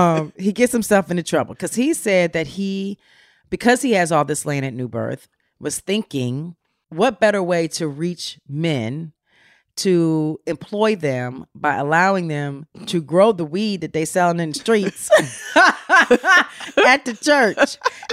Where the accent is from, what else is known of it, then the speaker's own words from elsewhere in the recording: Philadelphia, Pennsylvania, United States; I'm from Philly, by the way